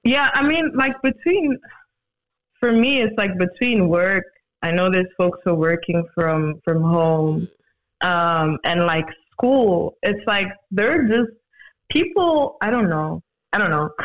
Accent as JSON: {"language": "English", "town": "Johannesburg", "region": "Gauteng", "country": "South Africa", "tie": "born or raised there", "said": "born and bred in Joburg, definitely currently based in um, South Africa."}